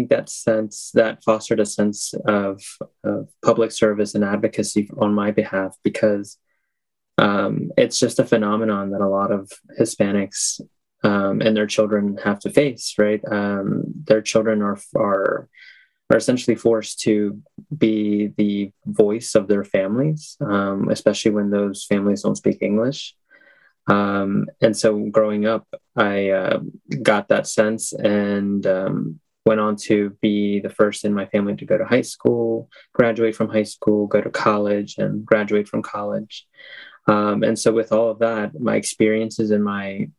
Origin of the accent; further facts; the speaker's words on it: Milford, United States; I was born and raised here in Milford